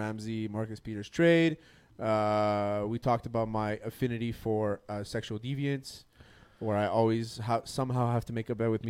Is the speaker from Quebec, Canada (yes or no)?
yes; Montreal, Quebec, Canada; We're fucking from Montreal.